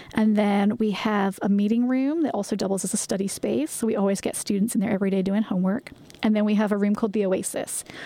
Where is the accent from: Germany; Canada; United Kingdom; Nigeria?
United Kingdom; England; moved away as an adult; now in United States; I'm originally from England